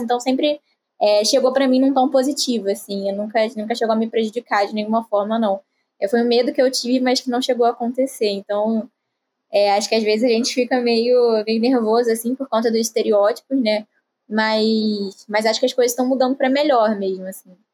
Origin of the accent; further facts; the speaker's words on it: Rio de Janeiro, Brazil; eu tenho 20 anos, sou aqui do Rio de Janeiro também